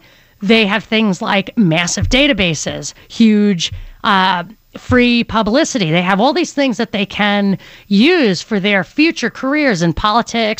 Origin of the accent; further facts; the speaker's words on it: New York, United States; I grew up in New York